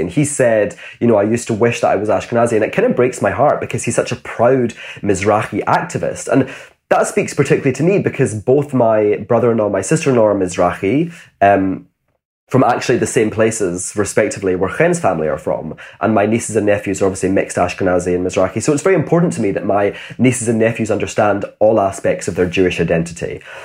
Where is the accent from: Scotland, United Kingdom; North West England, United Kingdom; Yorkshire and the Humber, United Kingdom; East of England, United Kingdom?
Scotland, United Kingdom; Glasgow; I grew up in Glasgow.